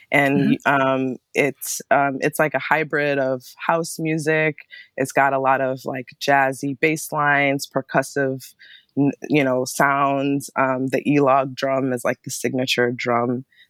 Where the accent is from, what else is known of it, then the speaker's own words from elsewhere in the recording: Ann Arbor, Michigan, United States; also born or lived in Berkeley, California; now in Bay Area, United States; I was, you know, born and raised in Ann Arbor